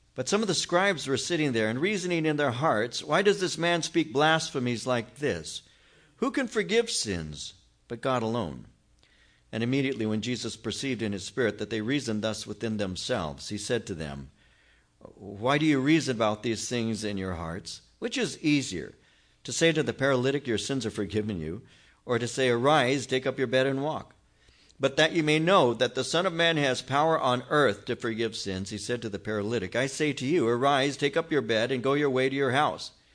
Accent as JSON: {"language": "English", "town": "Norwalk", "region": "California", "country": "United States", "said": "I'm from Norwalk"}